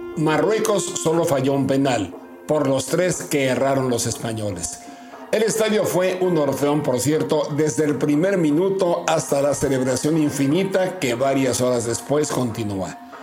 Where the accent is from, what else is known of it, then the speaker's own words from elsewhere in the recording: Mexico; ni siendo mexicanos